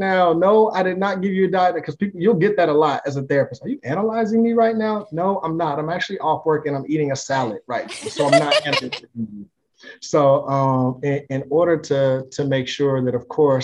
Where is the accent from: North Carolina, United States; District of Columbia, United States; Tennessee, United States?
North Carolina, United States; Greensboro; moved away; I'm from Greensboro, North Carolina. I go back home as often as my wife will